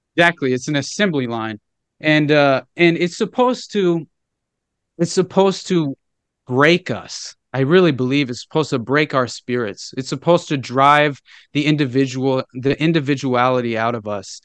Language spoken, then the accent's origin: English; Northwest Arkansas, United States; I grew up in Northwest Arkansas, okay? And super rural area